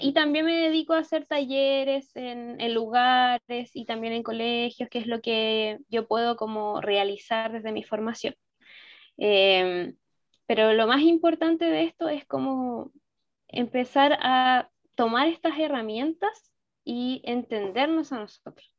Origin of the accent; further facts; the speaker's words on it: Chile; yo soy de Chile